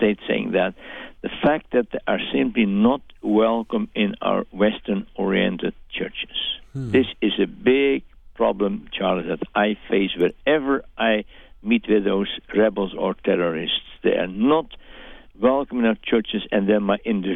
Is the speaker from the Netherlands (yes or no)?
yes; Netherlands; I'm speaking as a Dutchman. Mm-hmm. You realize that I'm not an American.